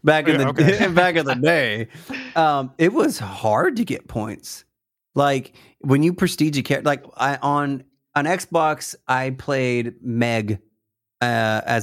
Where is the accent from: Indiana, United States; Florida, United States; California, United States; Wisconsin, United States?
California, United States; I'm from California